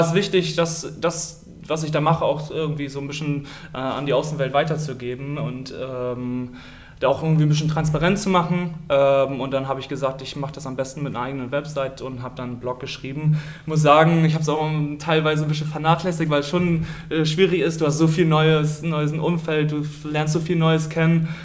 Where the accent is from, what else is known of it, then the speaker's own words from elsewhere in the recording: Stade district, Lower Saxony, Germany; moved away as an adult; now in Oldenburg, Germany; komme gebürtig aus dem Landkreis Stade, bin da geboren und habe auch da das Handballspielen gelernt